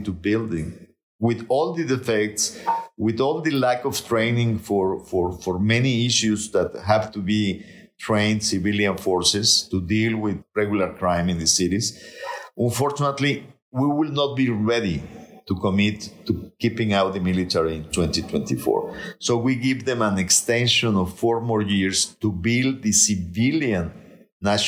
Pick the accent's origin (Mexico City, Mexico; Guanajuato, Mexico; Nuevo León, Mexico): Nuevo León, Mexico; I'm from Nuevo León.